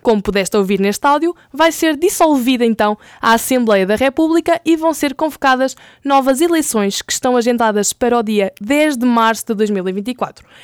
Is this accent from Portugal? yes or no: yes; Portugal; nós, enquanto portugueses